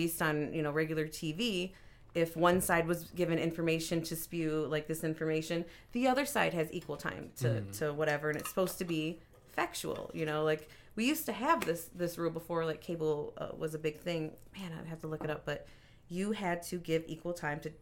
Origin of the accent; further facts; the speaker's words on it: Detroit, Michigan, United States; also born or lived in San Antonio; I grew up in Detroit